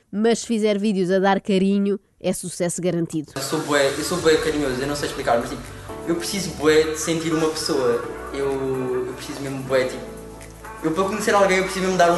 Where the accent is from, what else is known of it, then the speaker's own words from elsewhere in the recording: Lisbon, Portugal; tenho 21 anos, vim de Lisboa.